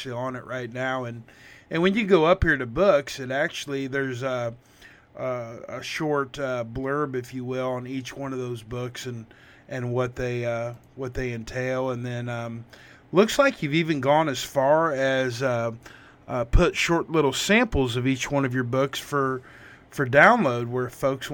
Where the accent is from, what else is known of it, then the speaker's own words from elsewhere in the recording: Missouri, United States; I grew up in Missouri